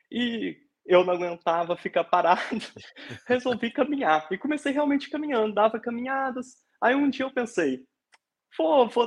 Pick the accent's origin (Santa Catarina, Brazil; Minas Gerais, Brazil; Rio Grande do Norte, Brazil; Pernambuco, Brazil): Minas Gerais, Brazil; Resende Costa; now in Portugal; eu sou mineiro de uma cidadezinha chamada Resende Costa, é, fica ali perto, na região dos Inconfidentes, é, perto de São João del Rei, Tiradentes.